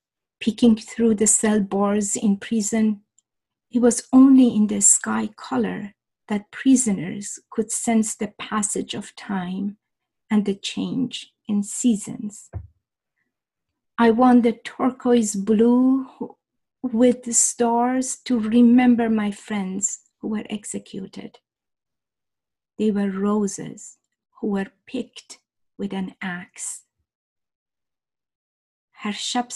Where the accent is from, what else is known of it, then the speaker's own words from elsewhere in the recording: Shiraz, Fars, Iran; moved away as an adult; now in Toronto, Canada; I was born in Shiraz, the magnificent Shiraz, city of poets, literature, wine, flowers, and gardens